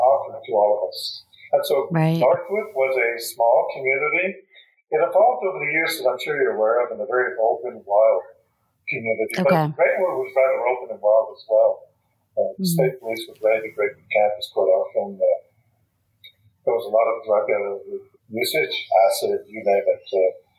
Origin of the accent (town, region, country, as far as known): Quebec, Canada